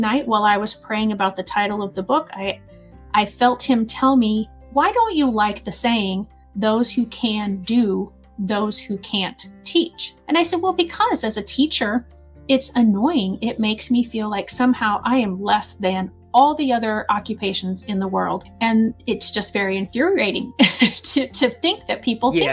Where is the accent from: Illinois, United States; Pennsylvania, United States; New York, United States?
Illinois, United States; Southern; I'm from Southern Illinois